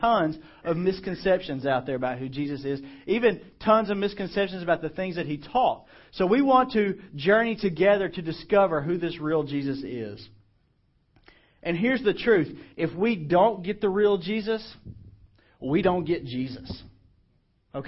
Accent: Clarksdale, Mississippi, United States; Morgan Freeman is from my hometown

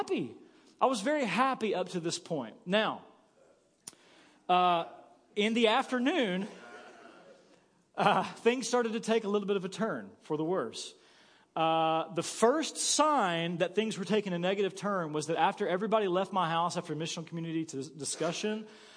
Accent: Paragould, Arkansas, United States; moved away as an adult; also born or lived in Kansas City; I woke up here in Paragould, Arkansas with you. And I was excited to wake up here in my hometown

